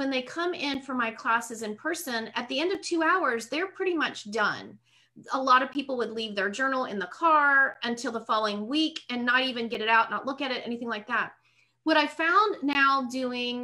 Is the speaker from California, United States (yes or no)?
no; Pittsburgh, Pennsylvania, United States; moved away as an adult; also born or lived in South Carolina / North Carolina; now in Lakeland, United States; I was born and raised in Pittsburgh